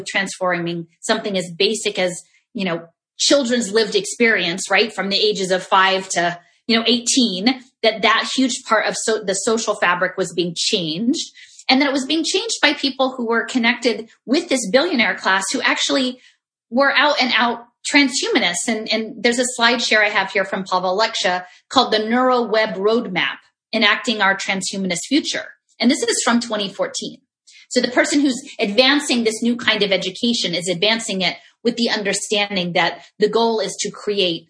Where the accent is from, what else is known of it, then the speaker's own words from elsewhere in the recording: Philadelphia, Pennsylvania, United States; I'm from Philadelphia